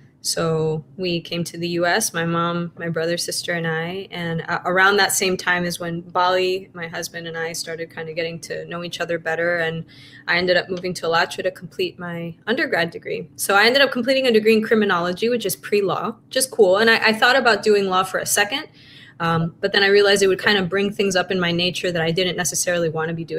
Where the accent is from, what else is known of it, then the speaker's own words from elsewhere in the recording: Caracas, Capital District, Venezuela; moved away; also born or lived in United States; I grew up in Caracas, Venezuela, and, we lived between Venezuela and the US